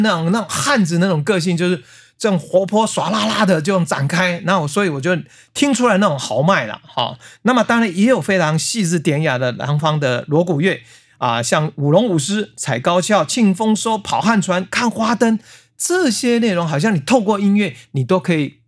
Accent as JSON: {"language": "Chinese", "area": "rural Hsinchu", "region": "Hsinchu County", "country": "Taiwan", "tie": "born or raised there", "said": "我们小时候在乡下， 对啊， 你看新竹乡下过年是整个村庄都在过年的，那很热闹。"}